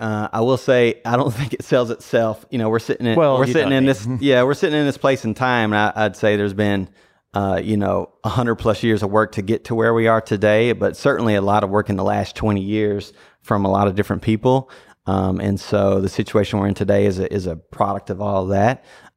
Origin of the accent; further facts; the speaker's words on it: Nashville, Tennessee, United States; moved away as an adult; now in Louisville, United States; No, I grew up in Nashville, Tennessee. So grew up there. So that's what, you know, that's why my allegiances lie there.